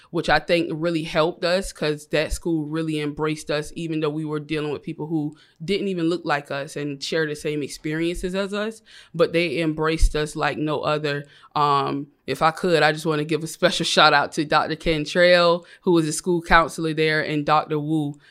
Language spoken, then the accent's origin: English; Savannah, Georgia, United States; moved away as an adult; now in Atlanta, United States; I was born and raised in Savannah, Georgia. I moved to Atlanta about three years, so I'm fresh out of Savannah